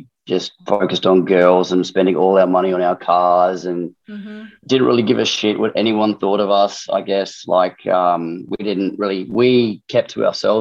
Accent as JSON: {"language": "English", "town": "Darwin", "region": "Northern Territory", "country": "Australia", "said": "I guess I'm from Darwin"}